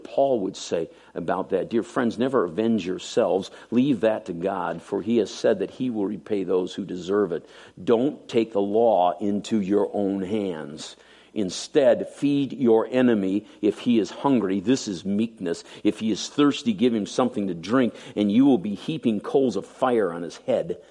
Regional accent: United States

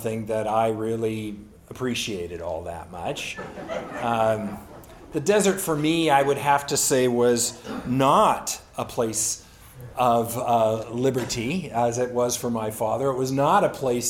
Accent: San Bernardino Valley, Southern California, United States; I grew up in Southern California and in the San Bernardino Valley specifically.

